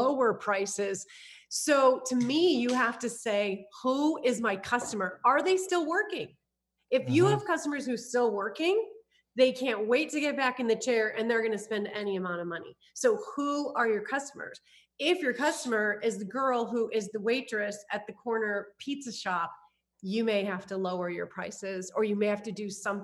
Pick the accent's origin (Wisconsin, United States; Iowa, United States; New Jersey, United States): Iowa, United States; moved away as an adult; also born or lived in California; I'm originally from Iowa. So also from the Midwest. I moved to California